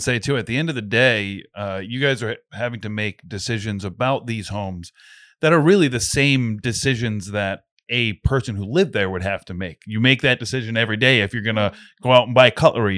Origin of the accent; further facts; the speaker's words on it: Slatersville, Rhode Island, United States; I grew up in Slatersville